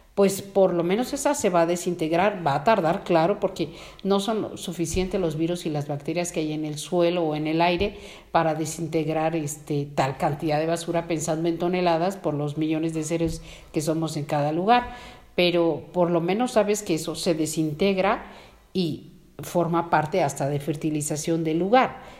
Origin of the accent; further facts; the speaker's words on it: Mexico; como mexicanos